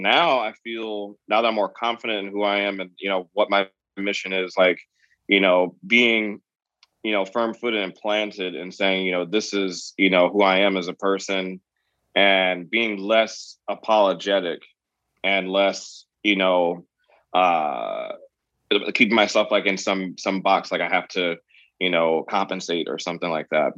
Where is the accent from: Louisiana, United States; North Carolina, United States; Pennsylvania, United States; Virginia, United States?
Virginia, United States; me growing up in Virginia